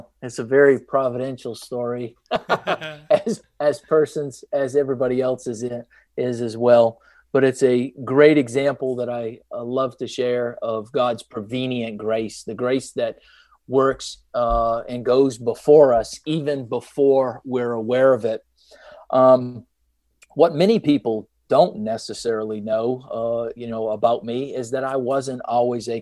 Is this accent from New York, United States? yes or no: no; Maine, United States; moved away; also born or lived in Atlanta, Georgia; I was born and raised in Maine, which is in the northeast part of the United States